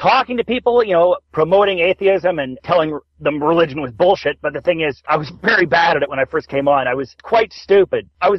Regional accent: Toronto, Ontario, Canada; I'm from Toronto, Canada

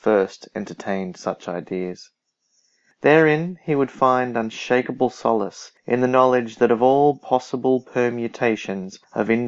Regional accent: Australia; I'm an Australian poet.

